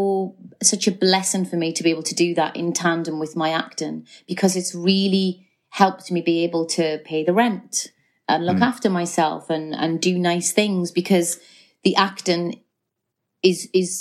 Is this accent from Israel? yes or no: no; Geordie, North East England, United Kingdom; accent: Geordie; moved away as an adult; also born or lived in London; an actress who can do a Geordie accent